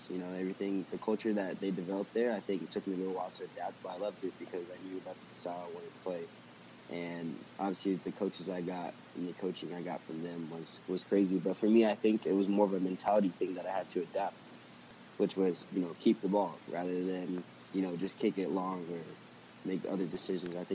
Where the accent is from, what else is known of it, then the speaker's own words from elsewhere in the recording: United States; But I think obviously me being an American player